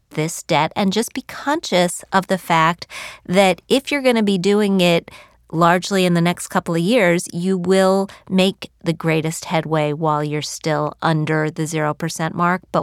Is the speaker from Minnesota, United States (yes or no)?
no; West Virginia, United States; moved away; I come from West Virginia.